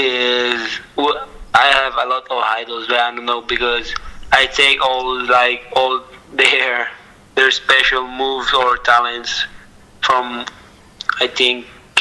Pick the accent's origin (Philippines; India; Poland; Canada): Philippines; English is a second language; now in Italy; I'm in Italy, but I'm Filipino, yeah. But I'm very proud to be Pinoy. I'd be proud to be Filipino